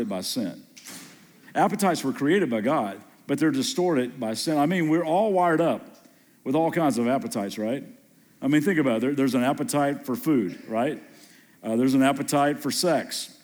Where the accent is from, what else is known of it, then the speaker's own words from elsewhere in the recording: Kentucky, United States; moved away as an adult; also born or lived in Southern California; just moved back to Kentucky and grew up here in Kentucky